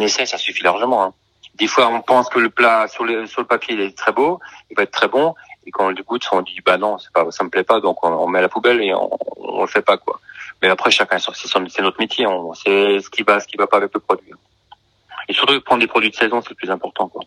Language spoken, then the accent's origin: French; Colmar, Grand Est, France; moved away as an adult; also born or lived in New York; j'ai envie de revenir à Sur-Colmar, donc euh, ma ville natale